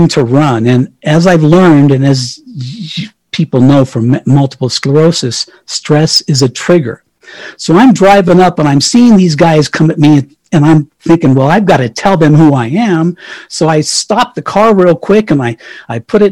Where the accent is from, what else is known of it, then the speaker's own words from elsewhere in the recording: Colorado, United States; moved away; my hometown in Colorado where my mommy is